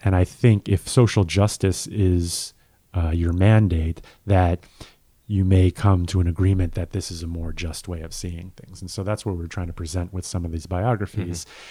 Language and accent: English; United States; we as an American